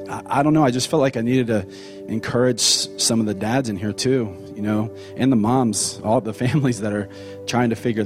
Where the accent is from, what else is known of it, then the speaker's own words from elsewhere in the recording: Cincinnati, Ohio, United States; moved away as an adult; also born or lived in Austin, Texas; now in Texas, United States; we're from Cincinnati